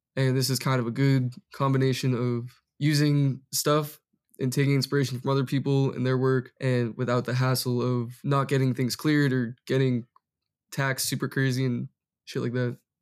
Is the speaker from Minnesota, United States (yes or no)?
no; Massachusetts, United States; moved away as an adult; now in Los Angeles, United States; born and raised in Massachusetts